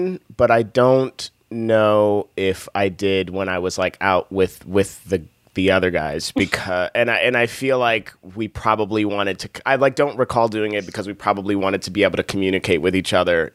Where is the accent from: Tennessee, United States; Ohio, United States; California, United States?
Ohio, United States; Akron; that's where I grew up. I grew up in Akron, Ohio